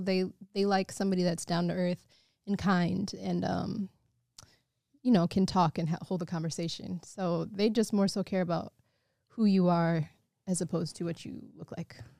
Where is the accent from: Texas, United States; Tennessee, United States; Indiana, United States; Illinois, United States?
Illinois, United States; Evanston; growing up in Mixed Feet and, you know, North side of Chicago, the suburbs